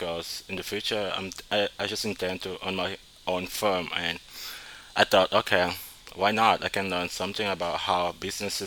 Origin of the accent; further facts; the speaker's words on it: Cameroon; moved away as an adult; now in United States; I grew up in Cameroon, and I've been living in the U.S. for like four years.